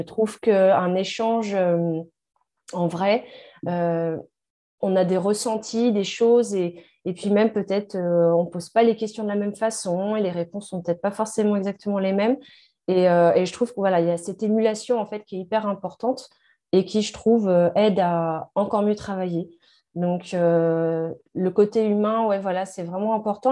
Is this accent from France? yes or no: yes; France; nous, en France